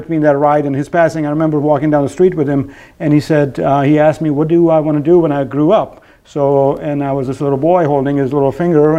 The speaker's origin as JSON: {"language": "English", "country": "Pakistan", "tie": "born or raised there", "moved": "as an adult", "lives_now": "North Carolina, United States", "said": "Originally from Pakistan."}